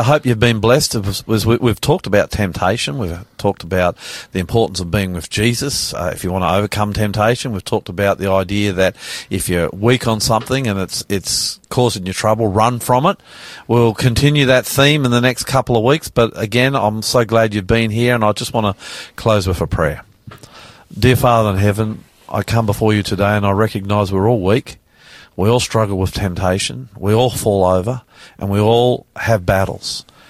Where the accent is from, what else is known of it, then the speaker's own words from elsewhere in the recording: Australia; I'm the Aussie pastor.